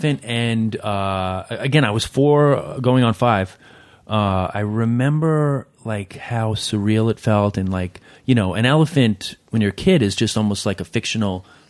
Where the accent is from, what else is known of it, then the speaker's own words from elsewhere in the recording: Queens, New York, United States; also born or lived in India; I was born in Queens, and a brief stint living in India when I was 4 or 5 years old